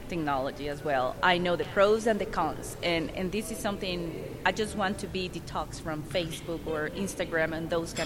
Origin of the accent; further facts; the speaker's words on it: Costa Rica; moved away as an adult; now in United States; I am from Costa Rica.